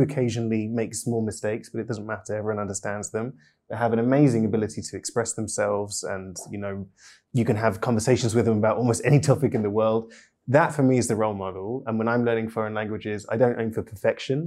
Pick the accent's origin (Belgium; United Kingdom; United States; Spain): United Kingdom; first language English; I'm British polyglot